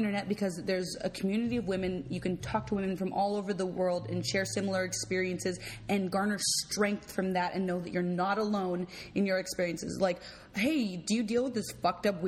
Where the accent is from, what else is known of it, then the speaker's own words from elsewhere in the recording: Los Angeles, California, United States; also born or lived in Beverly Hills; I grew up in West Los Angeles, 90064